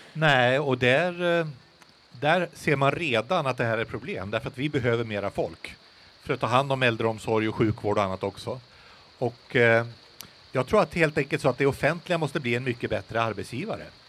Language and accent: Swedish; Västerbotten County, Sweden; uppe hemma i Västerbotten